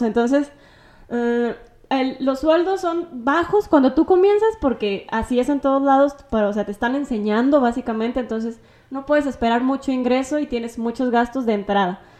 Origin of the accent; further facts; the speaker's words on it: Tepehuaje, Jalisco, Mexico; aquí del pueblo de, de Tepehuaje, que es de donde soy yo